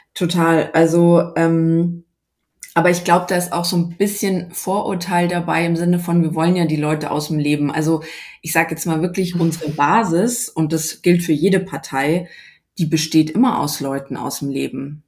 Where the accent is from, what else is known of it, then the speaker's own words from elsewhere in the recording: Munich, Bavaria, Germany; ich bin eben aus München